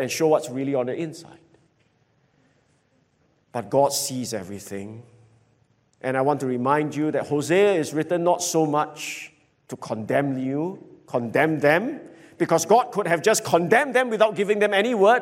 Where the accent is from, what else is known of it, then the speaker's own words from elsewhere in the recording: Singapore; I grew up in Jalan Kayu